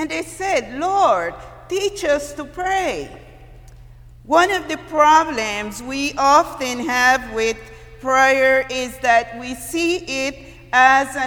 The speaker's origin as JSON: {"language": "English", "country": "Costa Rica", "tie": "born or raised there", "moved": "yes", "said": "I'm from Costa Rica, and before high school, we were living in a very rural area, countryside, and we do a lot of climbing trees"}